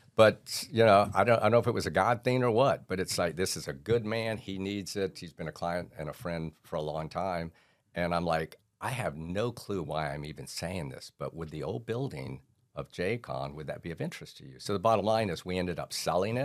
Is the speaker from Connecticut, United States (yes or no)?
no; St. Petersburg, Florida, United States; I was born on Fourth Street and I've never left